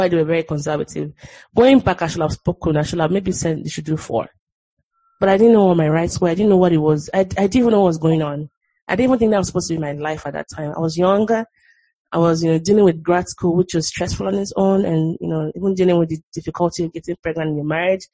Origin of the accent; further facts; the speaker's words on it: Nigeria; moved away; growing up in Nigeria and there's like on those corrugated roofs and the rain is like pelting really hard